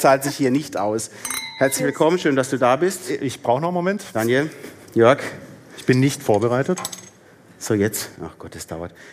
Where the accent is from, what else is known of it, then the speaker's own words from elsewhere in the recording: Baden-Württemberg, Germany; also born or lived in Palatinate (Neustadt); now in Neustadt an der Weinstraße, Germany; mich als gebürtiger Badener